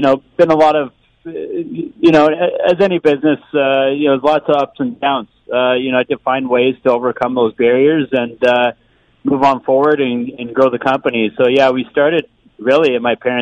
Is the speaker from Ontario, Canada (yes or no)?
yes; London, Ontario, Canada; London's my home. I was born and raised here in London, and it doesn't feel right moving away from it